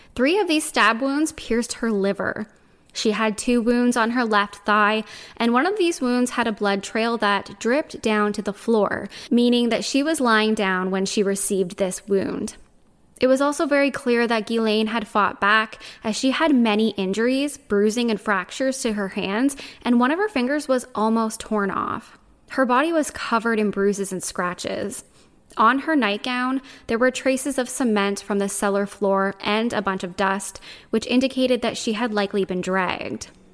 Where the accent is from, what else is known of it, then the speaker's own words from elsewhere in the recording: Canada; Even though I'm Canadian, my French is terrible